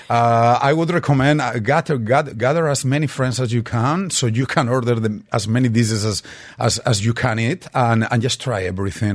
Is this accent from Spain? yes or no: yes; Madrid, Community of Madrid, Spain; moved away; I did grow up in Madrid, but I spent all my summers in the actually in the Levant coast of Spain and in Valencia